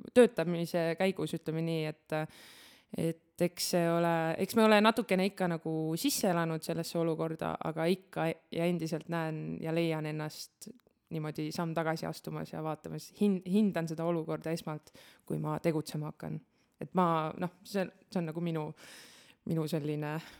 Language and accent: Estonian; Estonia; me oleme eestlased, me elame Eestis